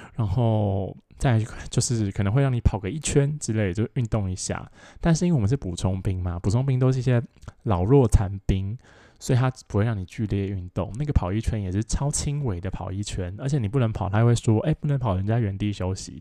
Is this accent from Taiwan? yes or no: yes; Taoyuan, Taiwan; 我是桃园人嘛，然后桃园人，我就， 我们就在那个， 呃，桃园火车站站前面的那个远东百货门口集合